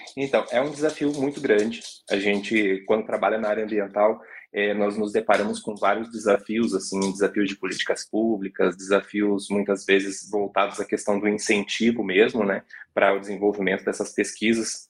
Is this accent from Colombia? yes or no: no; Colombo, Paraná, Brazil; now in Curitiba, Brazil; nasci em Curitiba e fui criado a maior parte da minha vida em Colombo, né, que é na região metropolitana uhum. de Curitiba